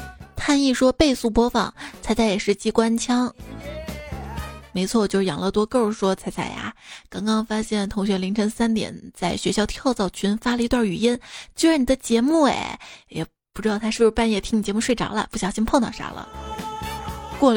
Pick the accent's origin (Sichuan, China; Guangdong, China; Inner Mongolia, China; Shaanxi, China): Shaanxi, China; Xi'an; 而我们西安人啊，通常爱吃的凉皮儿都在小吃店买